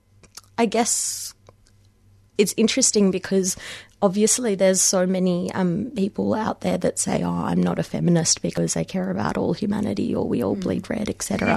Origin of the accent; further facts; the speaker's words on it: Melbourne, Victoria, Australia; also born or lived in Mumbai, India; moving over here when I was six, and having spent all of my life, the majority of my life since in Melbourne or Australia